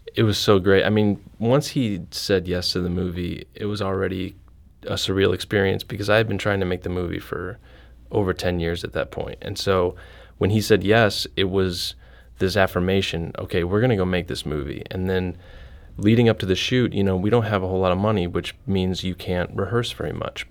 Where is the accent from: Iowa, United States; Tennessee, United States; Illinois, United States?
Iowa, United States; also born or lived in Chicago / Los Angeles; now in St. Louis, United States; I'm originally from Iowa